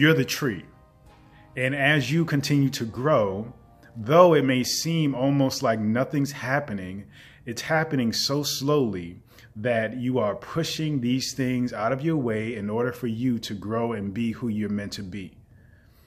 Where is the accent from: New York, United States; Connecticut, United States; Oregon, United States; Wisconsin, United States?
New York, United States; New York City; growing up in the Bronx